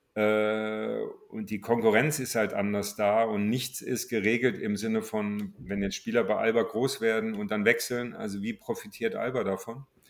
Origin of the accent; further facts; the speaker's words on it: Marburg, Hesse, Germany; moved away as an adult; also born or lived in Cologne / Berlin; ich stamme aus Marburg und musste da immer nach Gießen fahren